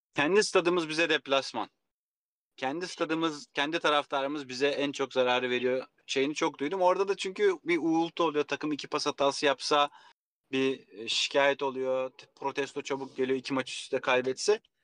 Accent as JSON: {"language": "Turkish", "town": "Kilyos", "region": "Istanbul", "country": "Turkey", "tie": "born or raised there", "also_born_or_lived": "Rumelihisarı", "said": "Ben Kilyos'ta büyüdüm. Yani gençlik yıllarım Kilyos'ta geçti."}